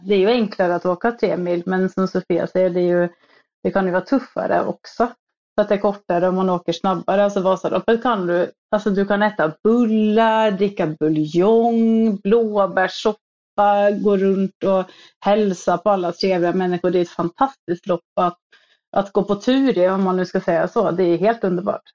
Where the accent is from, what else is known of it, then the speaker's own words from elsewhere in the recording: Norway; moved away as an adult; now in Stockholm, Sweden; jag kommer ju från Norge, så jag var väl på skidor från jag var tre